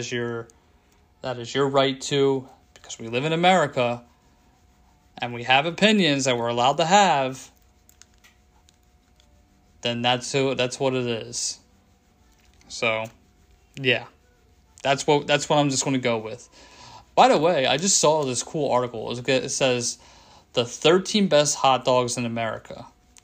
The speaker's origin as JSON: {"language": "English", "region": "Pennsylvania", "country": "United States", "said": "I'm from Pennsylvania, so I live right outside the city of Philadelphia."}